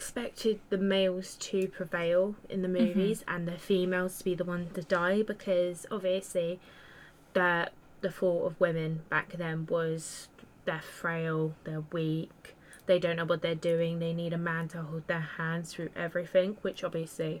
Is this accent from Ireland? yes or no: no; United Kingdom; Me being British